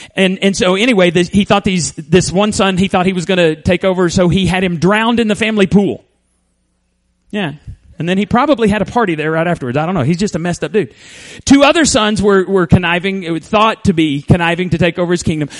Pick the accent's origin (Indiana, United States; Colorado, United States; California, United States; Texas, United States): Texas, United States; Borger; moved away; you could make it to my hometown in about eight hours